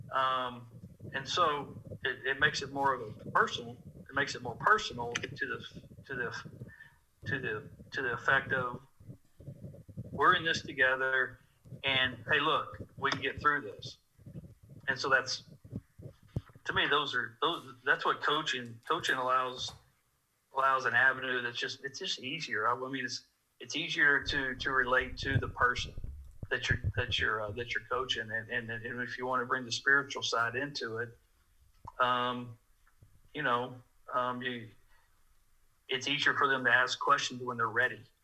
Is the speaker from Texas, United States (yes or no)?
yes; Dallas, Texas, United States; moved away as an adult; also born or lived in Lubbock, Texas / Abilene, Texas; now in Norman, United States; I grew up in Dallas, Texas